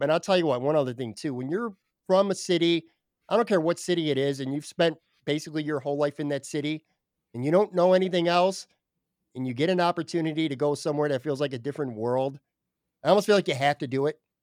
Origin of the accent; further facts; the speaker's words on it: Buffalo, New York, United States; now in Florida, United States; it's kinda like my way to stay connected to my hometown, even though I'm currently not in my hometown